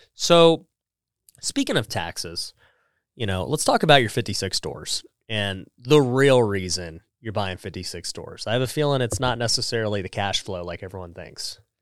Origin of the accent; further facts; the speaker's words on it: Las Vegas, Nevada, United States; moved away; I'm from Vegas